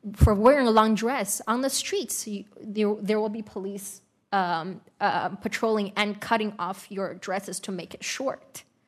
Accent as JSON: {"language": "English", "area": "Uyghur region", "region": "Xinjiang", "country": "China", "tie": "born or raised there", "first_language": "Uyghur", "second_language": "English", "moved": "yes", "lives_now": "United States", "said": "I learned my mother tongue in the United States, which is very ironic because I did not have the chance to do, do so in my homeland"}